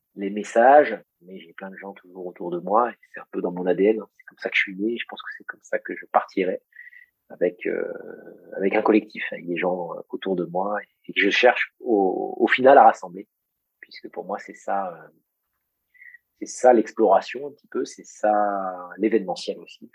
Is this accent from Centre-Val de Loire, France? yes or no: yes; Beauce, Centre-Val de Loire, France; j'ai grandi en Beauce